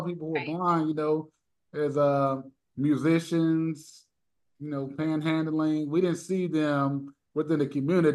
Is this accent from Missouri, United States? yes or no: no; Merrillville, Indiana, United States; So I'm from Northwest Indiana, everybody. I'm from Maryville, Gary area